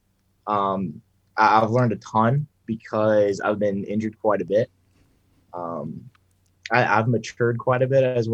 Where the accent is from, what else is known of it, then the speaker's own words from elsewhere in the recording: Bryan, Ohio, United States; I'm from Bryan, Ohio, a little farm town